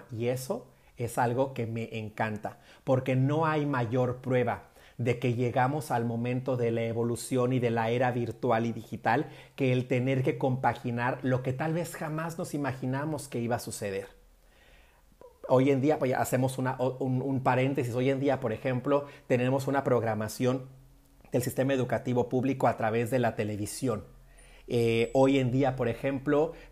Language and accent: Spanish; northern Mexico, Mexico; en nuestro caso particular, por ejemplo, que somos norteños, cuando suenan los acordeones